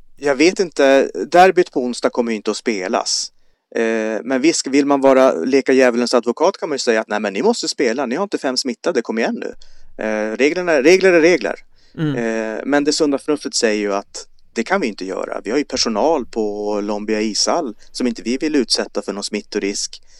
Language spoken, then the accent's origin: Swedish; Kiruna, Norrbotten County, Sweden; jag kommer från Kiruna